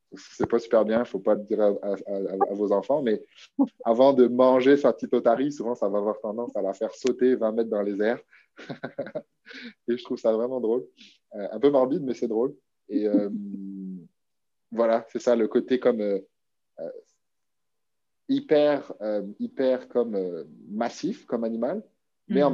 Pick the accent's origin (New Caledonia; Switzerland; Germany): New Caledonia; moved away as an adult; now in Quebec, Canada; ça fait dix ans que je vis au Québec, mais j'ai grandi, je suis né en Nouvelle-Calédonie.